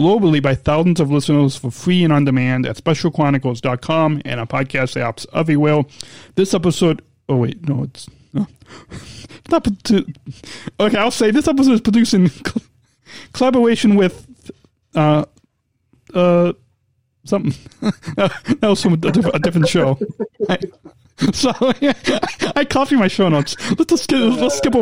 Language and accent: English; Long Beach, California, United States; moved away; I was actually born in Long Beach, California